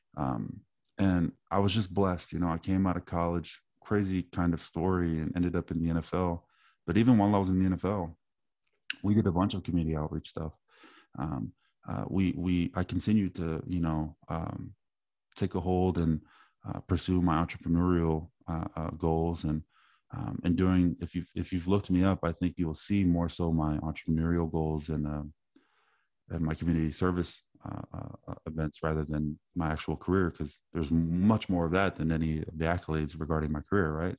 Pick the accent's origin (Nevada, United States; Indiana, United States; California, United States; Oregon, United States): California, United States; East Palo Alto; one of my neighbors growing up in East Palto